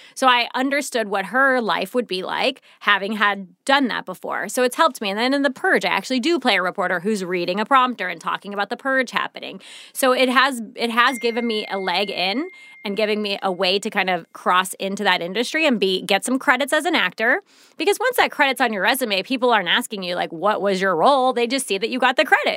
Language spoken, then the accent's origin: English; St. Louis, Missouri, United States; moved away; I'm from Saint Louis, so it's a big city